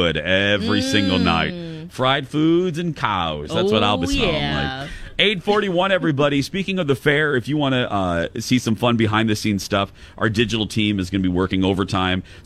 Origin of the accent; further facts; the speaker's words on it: Indiana, United States; moved away; I'm from Indiana